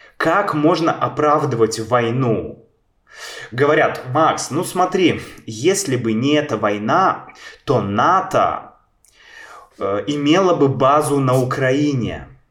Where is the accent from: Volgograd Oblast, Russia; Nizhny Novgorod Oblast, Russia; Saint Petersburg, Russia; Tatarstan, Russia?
Saint Petersburg, Russia; Я родился в Санкт-Петербурге